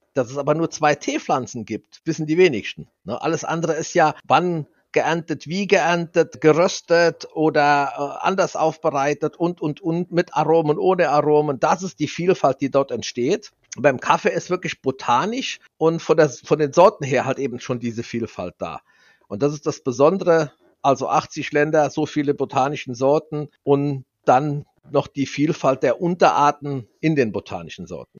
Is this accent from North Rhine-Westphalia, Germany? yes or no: no; Saarland, Germany; wir sind ja Saarländer, typisch saarländisch